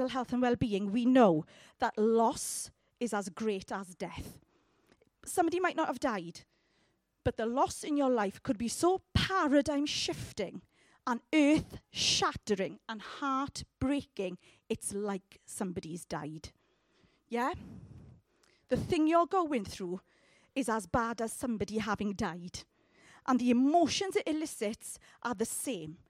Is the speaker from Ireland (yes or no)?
no; United Kingdom; we are terribly British